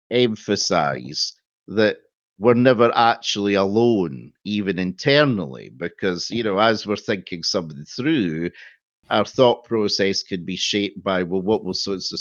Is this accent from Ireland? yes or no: no; Scotland, United Kingdom; no, we're Scottish